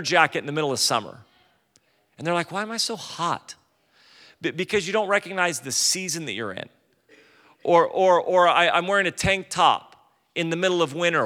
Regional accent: California, United States; I'm from California

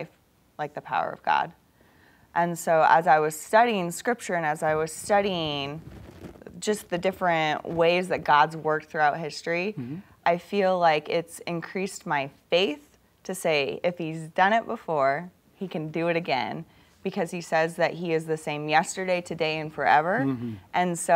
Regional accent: Midwest, United States; also born or lived in Africa; I grew up in the Midwest on a farm

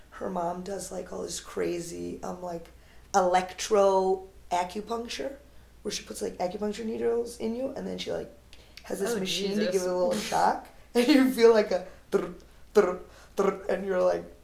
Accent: North India, India; I don't speak Tamil, which is the language there. I speak Hindi. I'm Northern Indian.

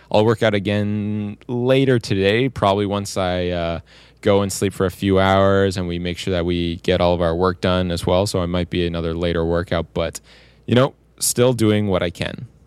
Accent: Windsor, Ontario, Canada; I came all the way down from my hometown of Windsor, Ontario

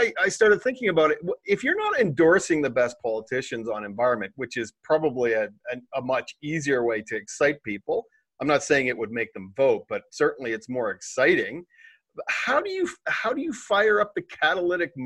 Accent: Canada; I'm a Canadian

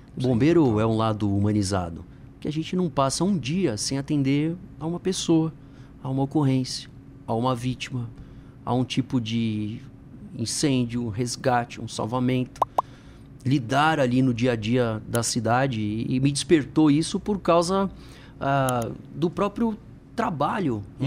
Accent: São Paulo, Brazil; eu nasci aqui em São Paulo, sou do Tucuruvi, onde o pessoal vai de repente passar ali pela estação de metrô, tem a catraca. A catraca hum. da estação era o quintal da minha casa

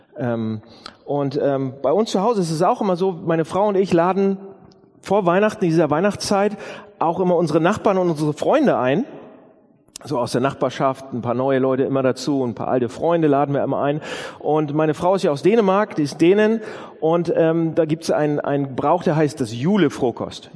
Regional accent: Northern Germany, Germany; Wir sind ja Norddeutsche

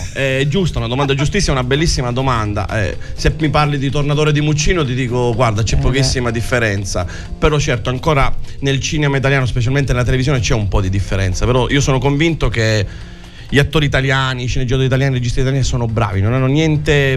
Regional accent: Santa Teresa di Riva, Sicily, Italy; accent: Sicilian; Io sono siciliano

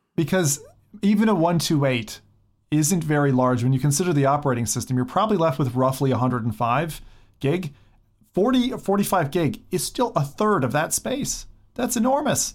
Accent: United States; I'm American

